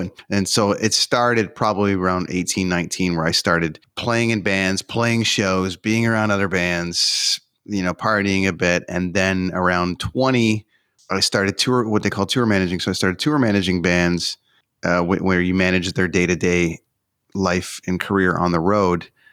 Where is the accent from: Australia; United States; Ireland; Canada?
Canada; I'm from Canada